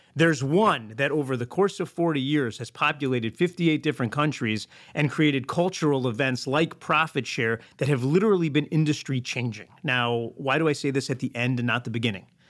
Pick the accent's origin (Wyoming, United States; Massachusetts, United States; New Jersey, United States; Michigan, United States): Michigan, United States; Detroit; growing up in Detroit, Michigan